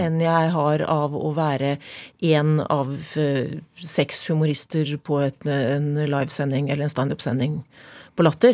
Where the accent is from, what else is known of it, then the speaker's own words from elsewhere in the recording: Norway; født og oppvokst i Obos